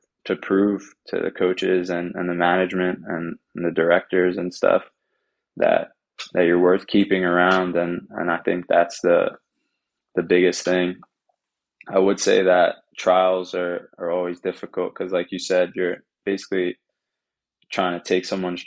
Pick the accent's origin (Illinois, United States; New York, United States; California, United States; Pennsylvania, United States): New York, United States; Long Island; moved away as an adult; I'm from New York, from Long Island